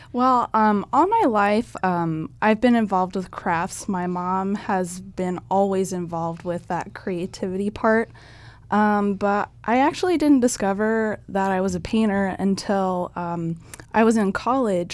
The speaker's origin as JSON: {"language": "English", "town": "Firth", "region": "Nebraska", "country": "United States", "tie": "born or raised there", "said": "I actually grew up in Firth, Nebraska. It's just a small town south of Lincoln."}